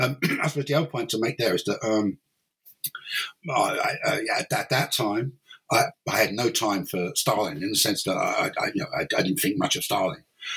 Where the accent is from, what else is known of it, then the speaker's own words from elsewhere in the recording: London, United Kingdom; moved away as an adult; now in Cork, Ireland; Originally, I'm English or British. I came from I'm from London basically, and then in 1992 I moved to Ireland to take up an academic post at University College Cork